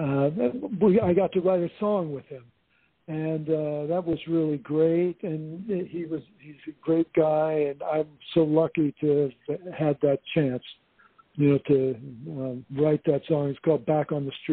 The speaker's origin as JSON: {"language": "English", "region": "Indiana", "country": "United States", "tie": "born or raised there", "moved": "yes", "lives_now": "Whidbey Island, United States"}